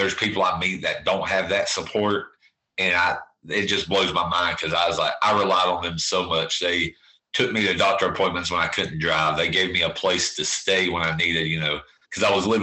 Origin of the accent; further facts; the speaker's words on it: Bethel, North Carolina, United States; born and raised here in a little community called Bethel